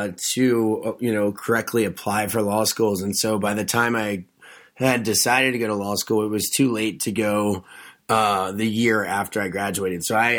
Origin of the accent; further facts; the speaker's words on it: Delaware, United States; now in Charleston, United States; Yes. I'm from the Eastern Shore of Delaware.